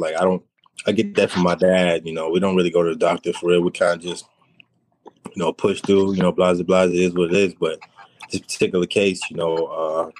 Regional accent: New York City, New York, United States; now in Alabama, United States; from New York, Queens, you know what I'm saying? I moved down here to Alabama.

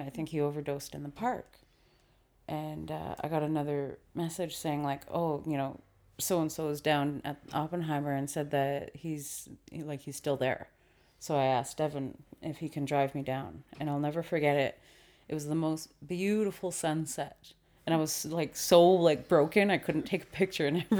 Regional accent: Vancouver, British Columbia, Canada; We were raised in East Vancouver

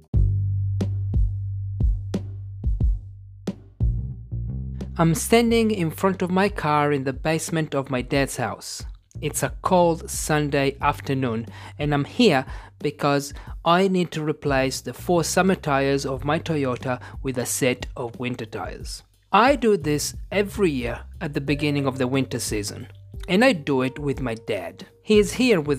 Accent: Italy; I am an English teacher from Italy

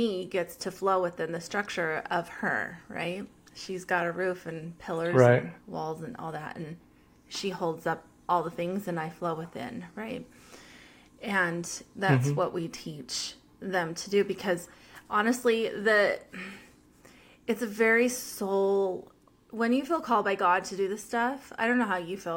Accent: United States; I'm an American

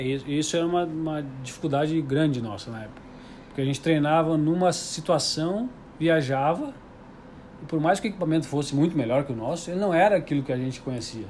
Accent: Porto Alegre, Rio Grande do Sul, Brazil; eu estudava numa escola municipal de Porto Alegre, eu sou, sou gaúcho

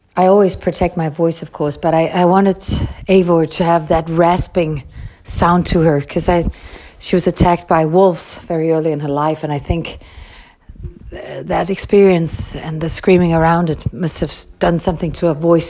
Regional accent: Copenhagen area, Capital Region of Denmark, Denmark; I was brought up up in Copenhagen, or a small city very close to Copenhagen

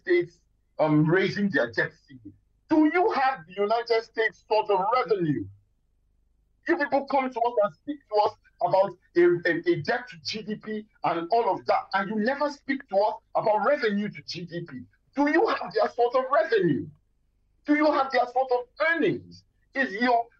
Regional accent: Lagos, Nigeria; I grew up in Lagos

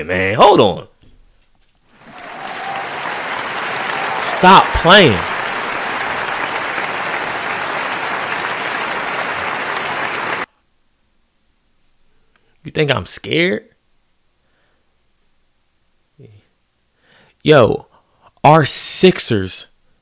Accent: Philadelphia, Pennsylvania, United States; as a Philadelphian

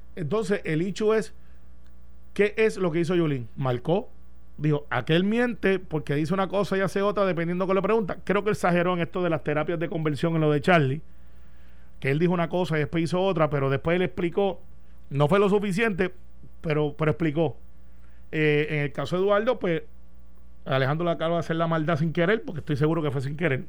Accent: Guaynabo, Puerto Rico; De donde yo soy en Guaynabo

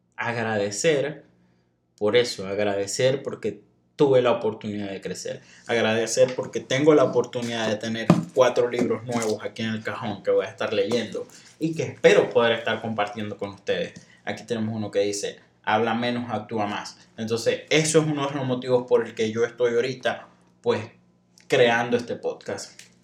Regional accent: Venezuela; moved away as an adult; also born or lived in Monterrey, Mexico; now in Saltillo, Mexico; Yo soy de Venezuela

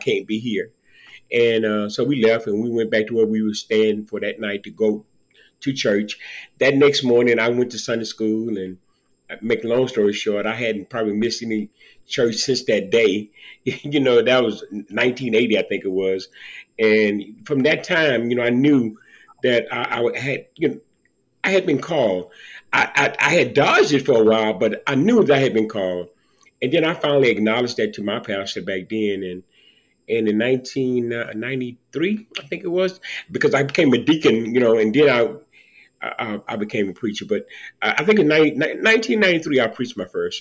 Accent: Liberty, Texas, United States; I was born and raised in Liberty, Texas. You know, I'm just a country boy at heart.

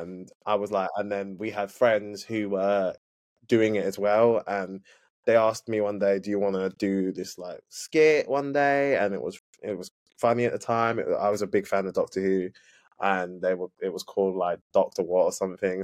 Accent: London, United Kingdom; I am yeah from the UK, London, born born and raised East London

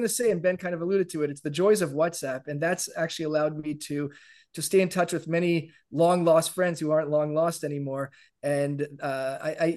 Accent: Toronto, Ontario, Canada; moved away as an adult; now in Jerusalem, Israel; I'm originally from Canada, Toronto to be specific, and currently residing in Jerusalem. I moved here about 15 years ago

